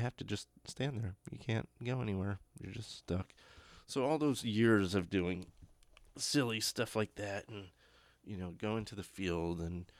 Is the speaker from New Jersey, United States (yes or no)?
yes; Toms River, New Jersey, United States; I grew up in New Jersey, Beechwood, Toms River area, New Jersey, and that area is huge, and it's an insanely populated area.